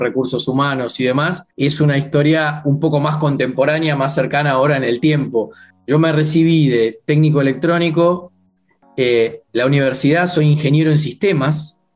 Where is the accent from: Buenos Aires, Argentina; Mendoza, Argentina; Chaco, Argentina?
Buenos Aires, Argentina; Crecí en una familia de clase media, digamos, de aquí